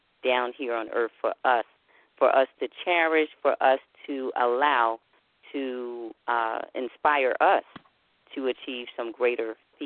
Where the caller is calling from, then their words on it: Philadelphia, Pennsylvania, United States; I'm calling from the city of brotherly love, otherwise known as Philadelphia.